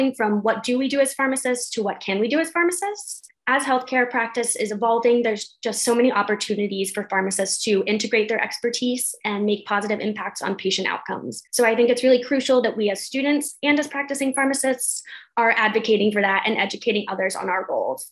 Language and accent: English; Connecticut, United States; moved away as an adult; also born or lived in Alabama; now in Chapel Hill, United States; I grew up in Connecticut